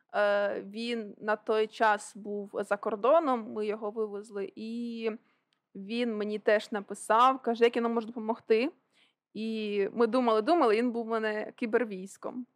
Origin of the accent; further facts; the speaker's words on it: Okhtyrka, Sumy Oblast, Ukraine; я уродженка Охтирки.